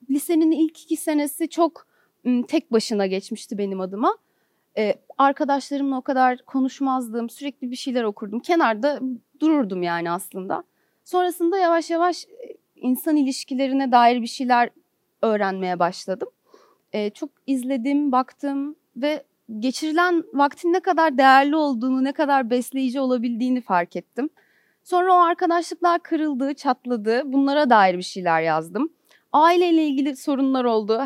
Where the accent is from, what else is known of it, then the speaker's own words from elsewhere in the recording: Istanbul, Turkey; moved away as an adult; now in Ankara, Turkey; Benim hayatım İstanbul'da geçti. İstanbul'da doğdum, burada büyüdüm.